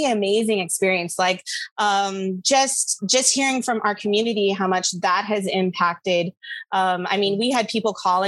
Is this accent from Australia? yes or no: no; Guam; moved away as an adult; now in United States; I grew up on Guam. I was there till I was 18. And when I first moved to the States